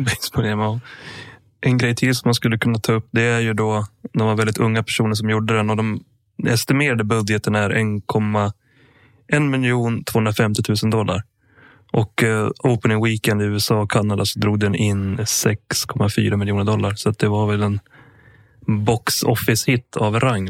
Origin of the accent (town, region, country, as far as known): Sweden; born or raised there; also born or lived in Sala / Sandviken